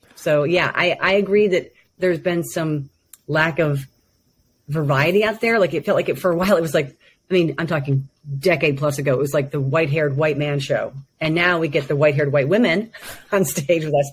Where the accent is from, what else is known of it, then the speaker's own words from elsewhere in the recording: United States; growing up in America